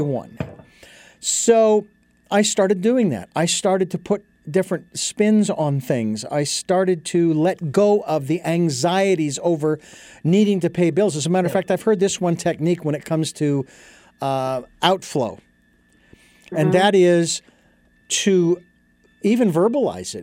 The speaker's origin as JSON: {"language": "English", "town": "Phoenix", "region": "Arizona", "country": "United States", "tie": "born or raised there", "moved": "yes", "said": "Phoenix, my hometown"}